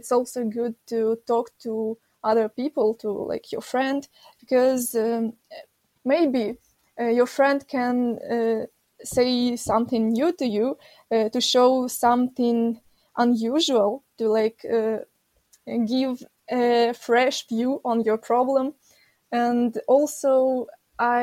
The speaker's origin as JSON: {"language": "English", "region": "Kyiv", "country": "Ukraine", "tie": "born or raised there", "said": "I am from Kiev. I've lived here my whole life."}